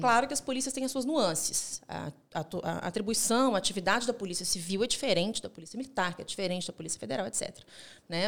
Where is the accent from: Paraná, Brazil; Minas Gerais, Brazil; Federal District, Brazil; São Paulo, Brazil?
Minas Gerais, Brazil; also born or lived in Rio de Janeiro; now in Belo Horizonte, Brazil; eu não quis ficar no Rio de Janeiro, quis uhum. voltar para Minas Gerais. Eu não sou de Belo Horizonte, mas me sinto nascida aqui